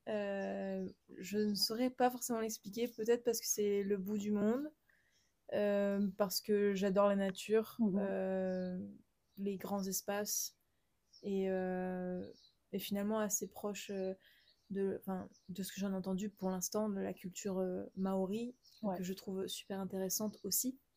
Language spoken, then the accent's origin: French; south of France, France; also born or lived in Montpellier; je viens du sud de la France, euh, comme mon prénom.